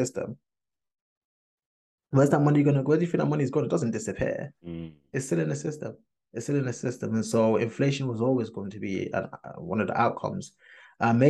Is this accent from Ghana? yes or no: yes; Ghana; I'm Ghanaian